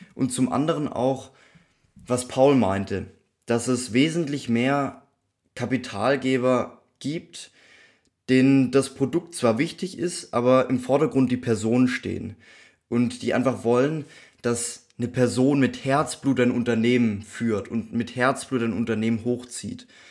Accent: near Stuttgart, Baden-Württemberg, Germany; accent: Swabian; ich komme ja aus der Nähe von Stuttgart

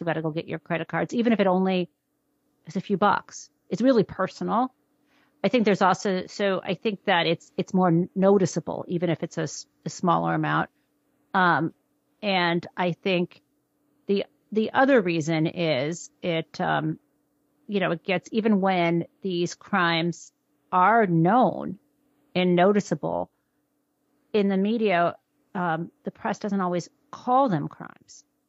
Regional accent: suburb northwest of Detroit, Michigan, United States; I grew up in Michigan in sort of an upper middle class suburb, northwest of Detroit

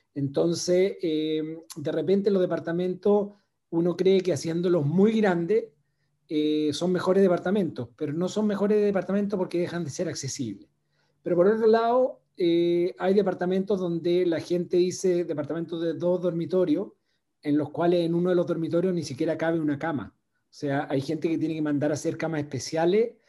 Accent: Chile; moved away as an adult; also born or lived in Venezuela / Brazil; viví en Venezuela trabajando por la empresa y en Brasil. Y cuando llegó el momento de volver a Chile

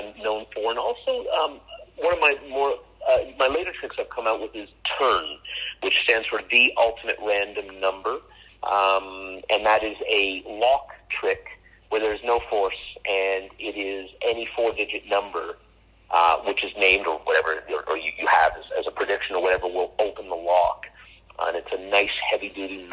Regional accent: Canada; I'm Canadian

